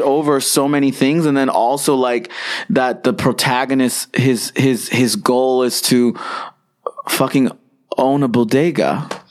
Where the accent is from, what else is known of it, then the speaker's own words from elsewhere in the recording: United States; We're American and this is a problem in our country